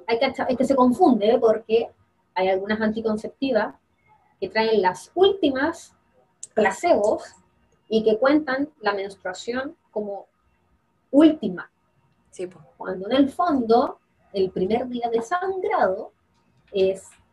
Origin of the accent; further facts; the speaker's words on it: Quillota, Valparaíso, Chile; yo soy de Quillota